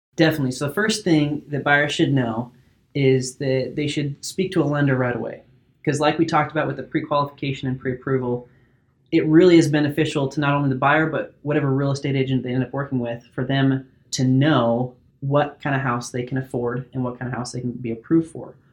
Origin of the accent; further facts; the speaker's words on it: Salem, Oregon, United States; also born or lived in Corvallis, Oregon; I grew up in Salem, Oregon, been here my whole life.